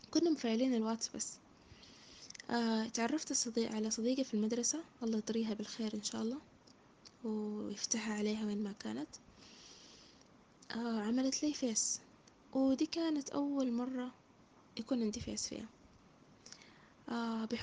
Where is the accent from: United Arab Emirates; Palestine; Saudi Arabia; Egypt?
Saudi Arabia; born there; آه شهادة عربية آه من مواليد السعودية